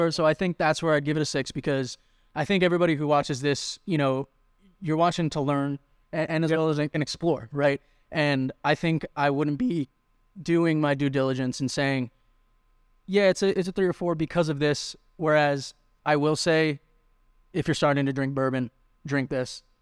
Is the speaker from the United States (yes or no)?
yes; New York, United States; moved away; I'm from New York.